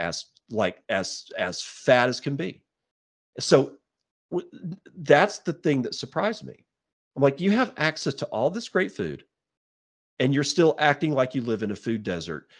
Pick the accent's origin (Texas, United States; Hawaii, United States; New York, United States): Texas, United States; moved away as an adult; now in Eastern Washington, United States; I lived in Texas for decades. You know, I was born there, was raised there